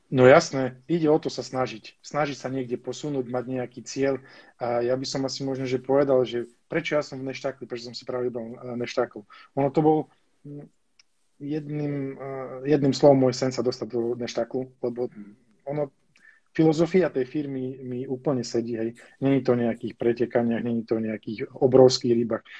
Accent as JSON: {"language": "Slovak", "town": "Spišská Nová Ves", "region": "Košice Region", "country": "Slovakia", "tie": "born or raised there", "said": "ja som bol zo Spisky Novesi, alebo som, bol, som sa narodil z Spisky Novesi, to je také malé mestečko"}